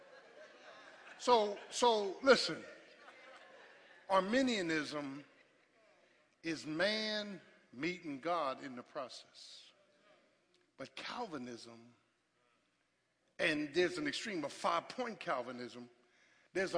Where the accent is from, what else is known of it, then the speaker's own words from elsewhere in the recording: Philadelphia, Pennsylvania, United States; I grew up in South Philly with boys on the corner